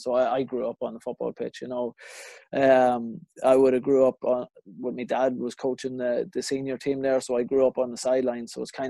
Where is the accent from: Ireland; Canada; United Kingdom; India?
Ireland; Cootehill, County Cavan; moved away as an adult; also born or lived in Dundalk; now in Chicago, United States; Yeah, well, I was born in Dundalk, yeah. And I lived there for the first couple of years, and then we moved down when I was young to Cootehill, where I grew up.